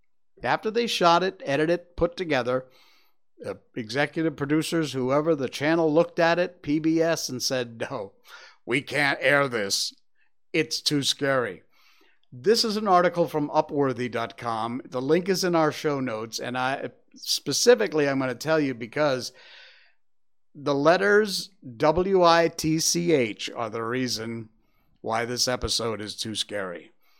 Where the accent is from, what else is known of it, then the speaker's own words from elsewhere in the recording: Cornwall, Connecticut, United States; it was in a town next to where I grew up in Cornwall, Connecticut.